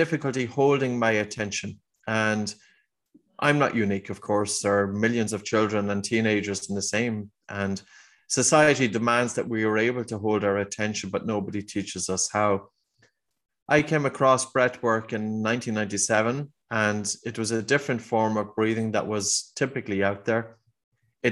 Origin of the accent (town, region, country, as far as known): Ireland; accent: Irish